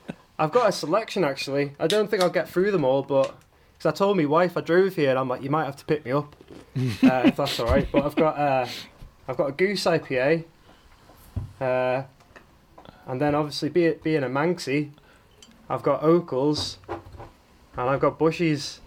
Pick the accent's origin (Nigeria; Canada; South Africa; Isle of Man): Isle of Man; I was born on the Isle of Man. I'm half Italian um, and half Manx.